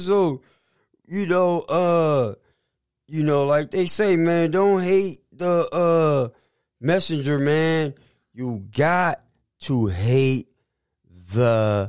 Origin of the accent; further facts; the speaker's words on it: the Bay Area, California, United States; moved away; I'm from the Bay. But, you know, I left for my own personal reasons, man.